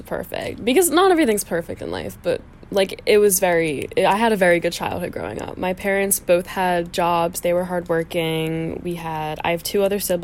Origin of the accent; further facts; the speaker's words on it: Bel Air, United States; Bel Air will always be my hometown. Not saying which Bel Air, but a Bel Air